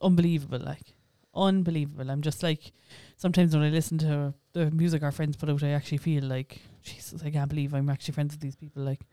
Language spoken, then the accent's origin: English; Ireland; for such a small island, we have so many different accents